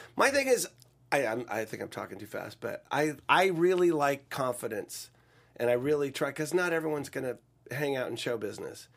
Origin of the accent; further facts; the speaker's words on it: Sacramento, California, United States; moved away as an adult; also born or lived in Tulsa, Oklahoma; I was from Sacramento. uh, middle class, you know, suburb of Sacramento.